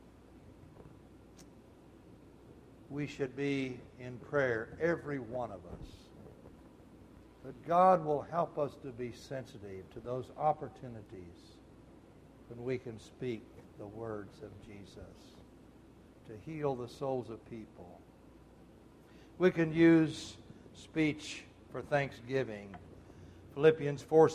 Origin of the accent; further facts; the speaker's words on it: Muskogee, Oklahoma, United States; I was born in Muskogee, General Hospital, Muskogee, Oklahoma